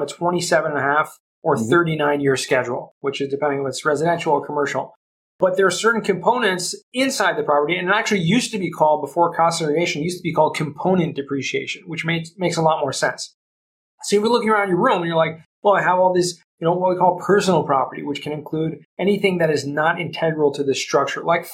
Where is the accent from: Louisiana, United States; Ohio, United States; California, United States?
California, United States; Southern; moved away as an adult; also born or lived in Los Angeles / San Diego; now in Jerusalem, Israel; I grew up in Southern California, so I spent most of my days in LA and San Diego